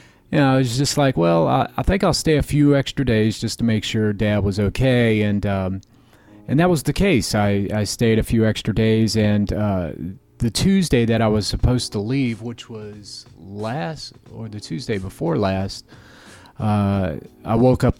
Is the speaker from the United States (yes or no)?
yes; Florida, United States; now in Chicago, United States; I'm from Florida, and that's where most of my family. Lives